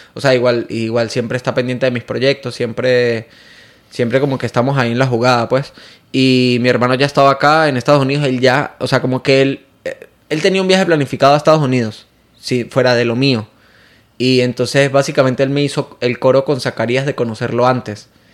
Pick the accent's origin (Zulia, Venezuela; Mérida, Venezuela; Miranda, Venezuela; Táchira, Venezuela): Táchira, Venezuela; San Cristóbal; moved away as an adult; now in Miami, United States; Él es también de, de mi misma ciudad de San Cristóbal